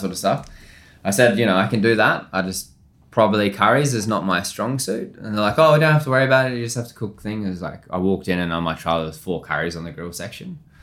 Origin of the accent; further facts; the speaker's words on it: Australia; moved away as an adult; also born or lived in Melbourne / London; as an Aussie chef.